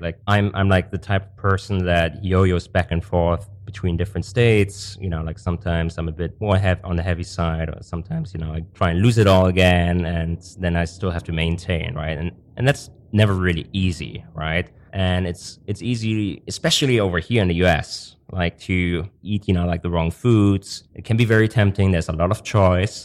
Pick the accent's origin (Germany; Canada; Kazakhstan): Germany; moved away as an adult; also born or lived in Hong Kong; I'm originally from Germany